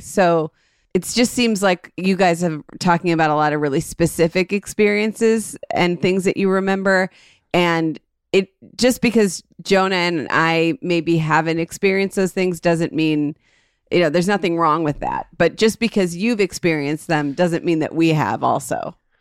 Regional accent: Cleveland, Ohio, United States; We grew up in a suburb of Cleveland

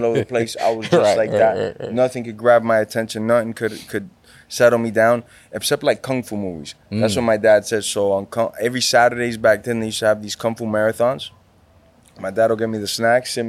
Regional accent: Miami, Florida, United States; first language Spanish; English is a second language; I'm born and raised in Miami

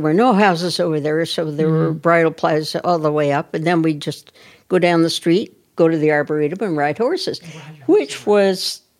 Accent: Portland, Oregon, United States; moved away as an adult; also born or lived in Minneapolis, Minnesota; I grew up on Arlington Heights.

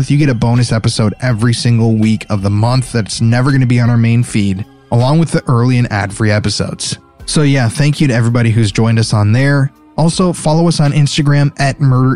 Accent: Sioux Falls, South Dakota, United States; the state I grew up in, South Dakota

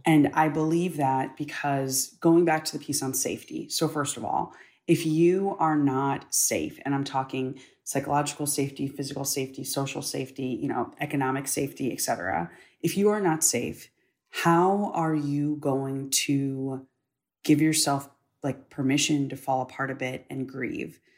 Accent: United States; I'm an American. Being an American is all that I've ever known. Like you, I was raised to be proud of this country

